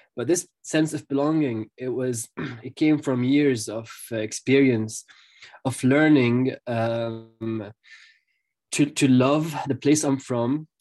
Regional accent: Jerusalem, Palestine; also born or lived in Dundee, Scotland; I'm a Jerusalemite, I'm a Palestinian Jerusalemite, I'm from Jerusalem.

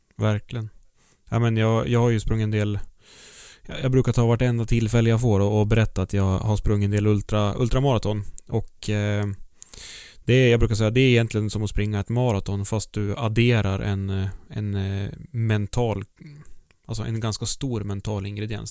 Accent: High Coast, Västernorrland County, Sweden; Jag är ju uppvuxen i Höga Kusten

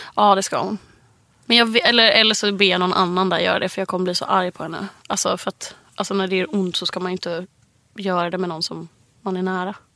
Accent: Gothenburg, Västra Götaland, Sweden; moved away; hemma i Göteborg

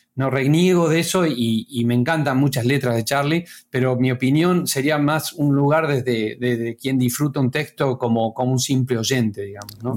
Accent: Córdoba, Argentina; moved away as an adult; now in La Plata, Argentina; yo soy cordobés, pero me, mudé acá a La Plata para, estudiar acá en la Facultad de Artes

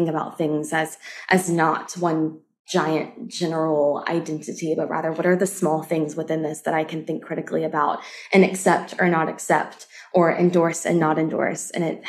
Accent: the South, United States; I have lots of friends who had a very similar childhood to me, as growing up in the South, unlearning a lot of that type of purity, modesty culture

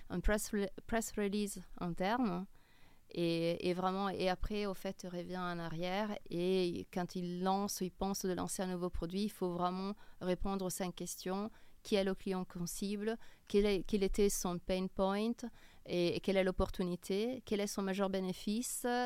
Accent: Milan, Lombardy, Italy; French is a second language; moved away as an adult; now in Paris, France; Puis je suis originaire de Milan.

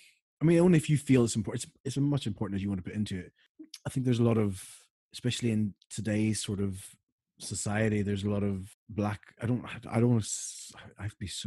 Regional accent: Ireland; whenever I mention to anyone that I'm Irish, they're like, "Oh, I'm Irish."

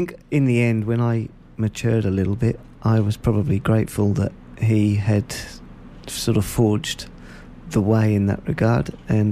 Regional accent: Norwich, East of England, United Kingdom; moved away as an adult; now in Shepparton, Australia; I was born in Norwich in England, which is about a 2.5 hour drive northeast of London.

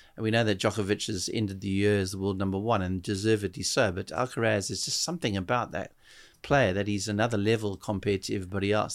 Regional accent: South Africa; being a South African there

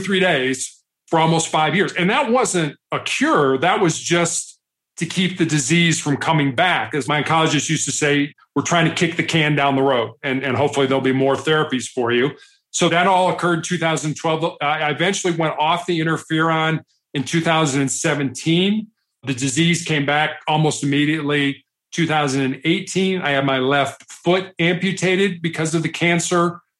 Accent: Chicago, Illinois, United States; also born or lived in Charleston, South Carolina; I'm from Chicago. I'm the oldest of three boys

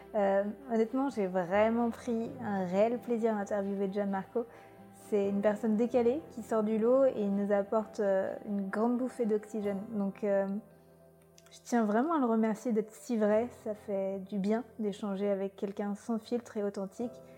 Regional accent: Brittany, France; moved away; also born or lived in Paris; je cueillais des petits pois quand j'étais petite en Bretagne

